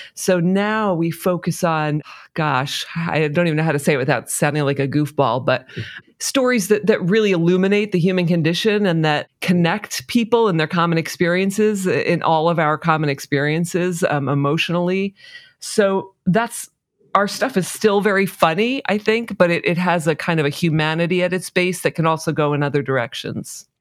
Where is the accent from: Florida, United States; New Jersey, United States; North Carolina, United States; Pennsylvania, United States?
New Jersey, United States; I'm from New Jersey, living in New Jersey